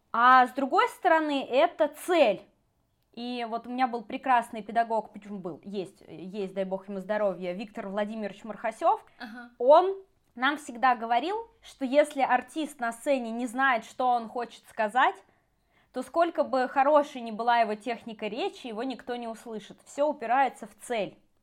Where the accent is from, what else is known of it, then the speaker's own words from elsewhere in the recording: Saint Petersburg, Russia; moved away as an adult; now in Moscow, Russia; вообще, я из Петербурга, но я э, мигрировала 10 лет в Москву назад